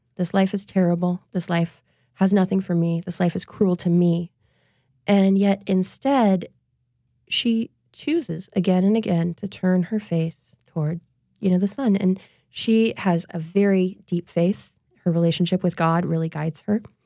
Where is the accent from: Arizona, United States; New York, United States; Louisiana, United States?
Louisiana, United States; Covington; lots of women and men that I knew growing up in Covington